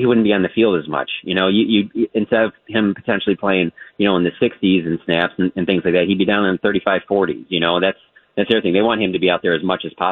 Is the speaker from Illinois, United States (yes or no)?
no; Michigan, United States; when I was growing up in Michigan